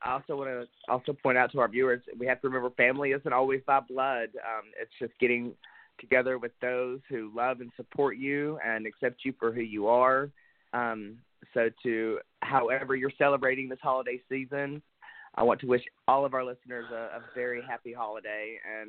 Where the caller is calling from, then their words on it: Pocahontas, Arkansas, United States; No, I'm in Pocahontas today with my family.